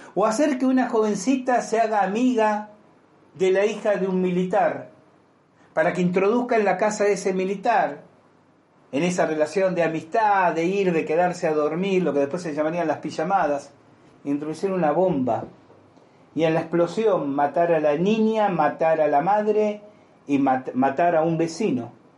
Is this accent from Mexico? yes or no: no; Argentina; yo tengo los años suficientes para haber vivido en mi país la tragedia que fueron Montoneros y el ERP